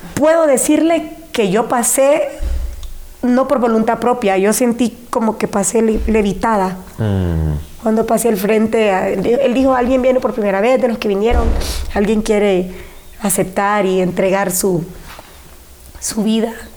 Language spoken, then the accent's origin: Spanish; San Pedro Sula, Cortés, Honduras; born or raised there; also born or lived in Siguatepeque, Comayagua / Yoro